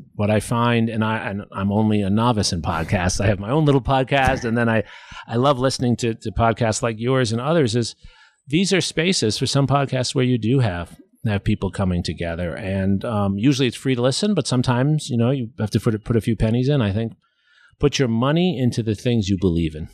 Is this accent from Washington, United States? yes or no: no; New York City, New York, United States; now in Austin, United States; I'm from New York City